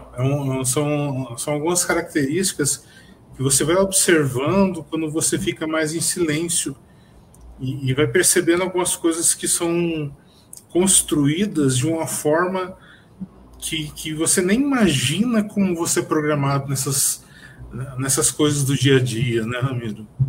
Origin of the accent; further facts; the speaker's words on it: São José dos Campos, São Paulo, Brazil; sou de São José dos Campos